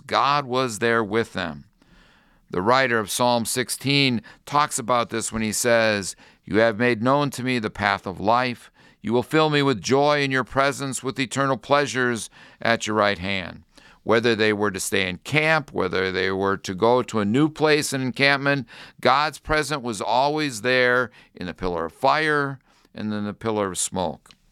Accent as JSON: {"language": "English", "town": "North Royalton", "region": "Ohio", "country": "United States", "tie": "born or raised there", "said": "When I was a young boy growing up in North Royalton, Ohio"}